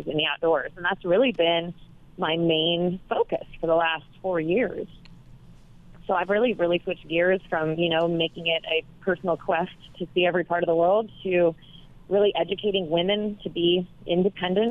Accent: Los Angeles, California, United States; I grew up in Los Angeles

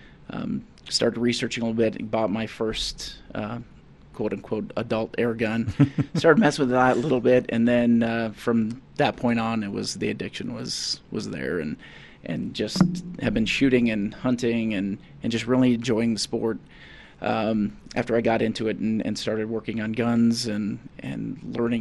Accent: North Dakota, United States; moved away as an adult; now in Colorado, United States; I'm originally from North Dakota

